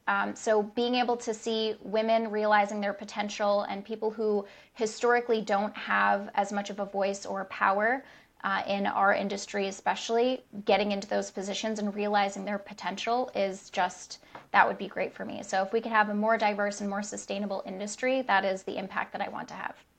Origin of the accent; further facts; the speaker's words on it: United States; first language English; also born or lived in Rhode Island / Michigan; white woman who was born in the United States. My native language is English